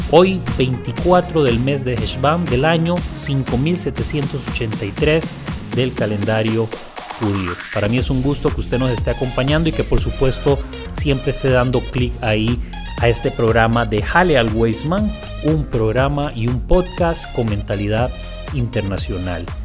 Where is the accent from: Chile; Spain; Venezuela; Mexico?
Chile; Punta Arenas, Magallanes; Yo que soy oriundo de Punta Arenas te puedo hablar y explicar lo que significa el calor.